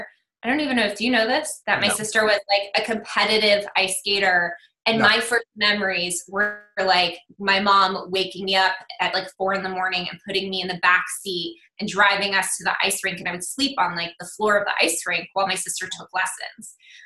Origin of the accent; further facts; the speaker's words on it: Fort Collins, Colorado, United States; born there; I was born in Fort Collins